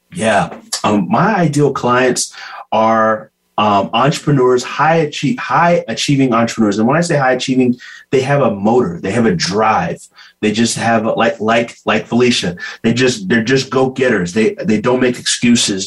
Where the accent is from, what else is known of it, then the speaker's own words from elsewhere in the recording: Bakersfield, California, United States; I was born in Bakersfield, California, but raised the Ghanaian way